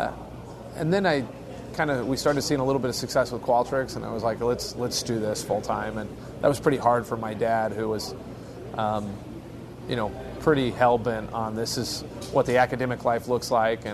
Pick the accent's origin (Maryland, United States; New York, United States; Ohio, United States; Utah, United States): Utah, United States; also born or lived in Eugene, Oregon / Seoul, South Korea / Mexico City / Denver, Colorado; I moved to Utah when I was 2 or 3 years old